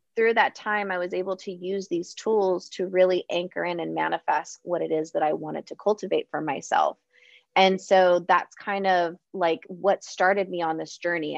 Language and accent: English; San Diego, California, United States; I'm originally from San Diego